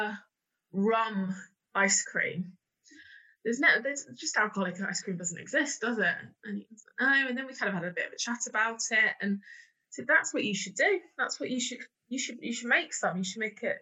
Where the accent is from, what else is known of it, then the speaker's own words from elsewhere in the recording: Bedford, East of England, United Kingdom; I'm from Bedford originally